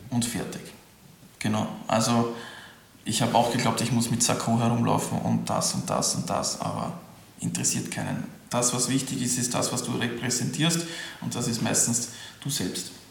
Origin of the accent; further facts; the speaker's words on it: Sweden; German is a second language; now in Germany; weil ich bin ja Quereinsteiger und ich bin sowieso Ausländer als Schwede